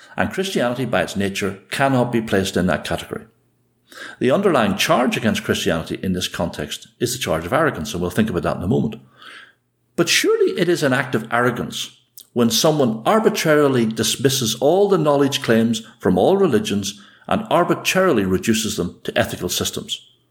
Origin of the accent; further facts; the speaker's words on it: Ulster, Northern Ireland, United Kingdom; accent: Ulster; the speech of an Ulsterman